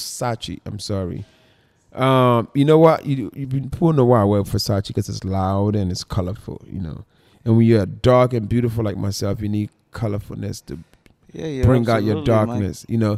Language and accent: English; Philadelphia, Pennsylvania, United States; also born or lived in Philippines; Philippines and Philadelphia, that's where I was raised. Everybody didn't follow. And my true fans know I was raised in Philadelphia.